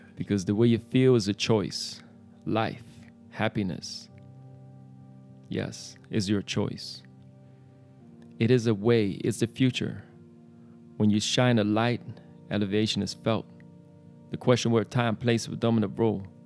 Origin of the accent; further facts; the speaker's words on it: Amsterdam, North Holland, Netherlands; in the Netherlands, where I was born in Amsterdam